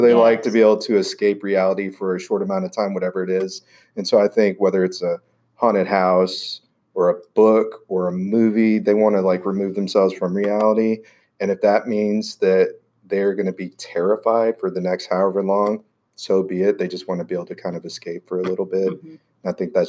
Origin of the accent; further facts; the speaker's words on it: Houston, Texas, United States; I grew up in Houston.